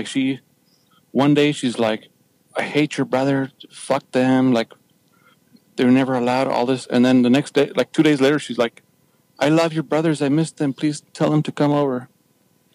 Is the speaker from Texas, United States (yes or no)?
yes; Texas, United States; first language Spanish; English is a second language; I'm from Texas.